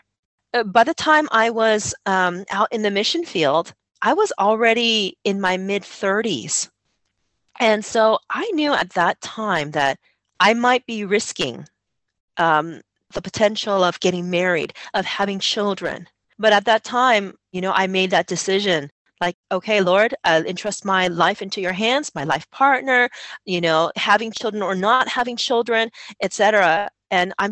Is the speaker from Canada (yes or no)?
no; United States; moved away as an adult; Growing up in America and living life in America